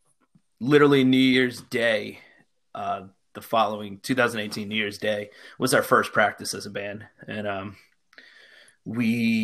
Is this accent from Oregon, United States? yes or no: no; Poughkeepsie, New York, United States; now in Newburgh, United States; So I'm from Poughkeepsie originally. I live out in Newburgh. I pretty much grew up in Poughkeepsie, you know, when I was younger.